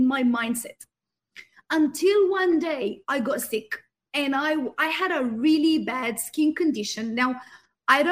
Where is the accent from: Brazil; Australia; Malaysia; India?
Australia; I grew up in the Western world. So I had migrated to Australia